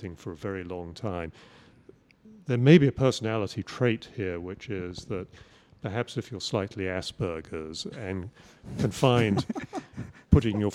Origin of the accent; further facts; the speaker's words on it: England, United Kingdom; moved away; I grew up in England